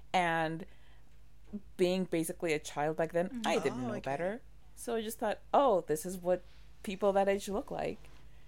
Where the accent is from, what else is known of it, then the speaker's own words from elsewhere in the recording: Mexico; growing up in Mexico, I watched a lot of telenovelas